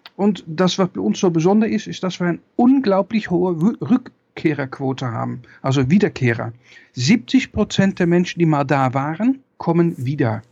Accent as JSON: {"language": "German", "country": "Netherlands", "said": "ich bin Niederländer"}